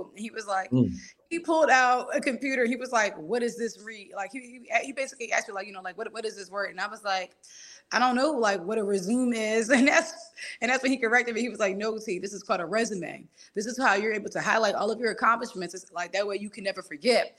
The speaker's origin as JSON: {"language": "English", "town": "Philadelphia", "region": "Pennsylvania", "country": "United States", "said": "I grew up with a single dad. I'm from Philly"}